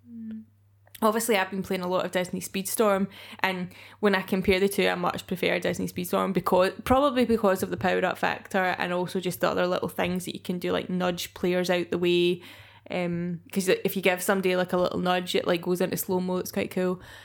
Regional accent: Scotland, United Kingdom; being Scottish

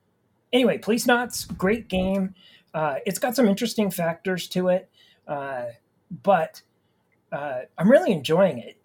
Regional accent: Idaho, United States; I grew up in Idaho

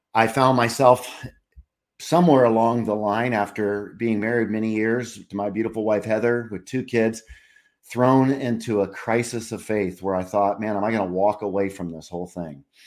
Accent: California, United States; now in Charlotte, United States; I grew up in California

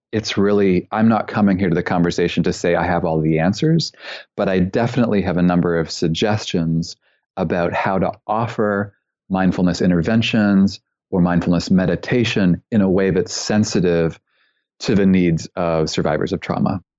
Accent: Canada; also born or lived in British Columbia; I'm originally from Canada.

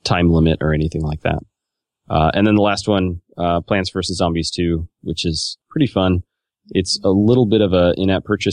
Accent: Oregon, United States; moved away; I was just in Oregon, my home state

